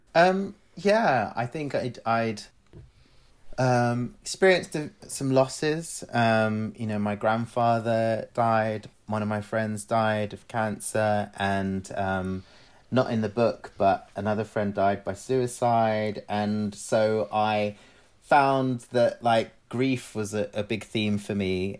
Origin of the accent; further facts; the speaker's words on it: London, United Kingdom; also born or lived in Glasgow / Cyprus (family); being away from my family in London and feeling even further removed from my family in Cyprus